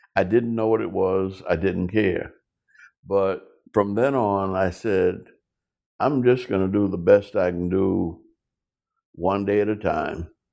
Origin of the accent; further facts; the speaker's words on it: New Orleans, Louisiana, United States; growing up in New Orleans, Louisiana